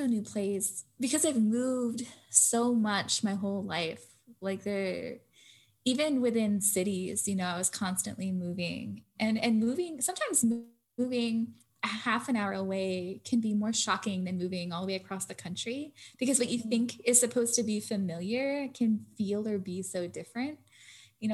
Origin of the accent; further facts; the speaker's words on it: United States; also born or lived in Florida / Pennsylvania; I never really felt at home on the East Coast, and I didn't feel at home until I was in Tucs